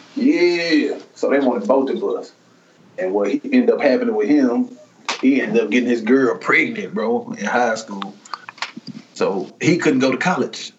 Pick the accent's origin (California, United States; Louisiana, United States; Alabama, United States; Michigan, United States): Louisiana, United States; Waterproof; I'm from I'm from Waterproof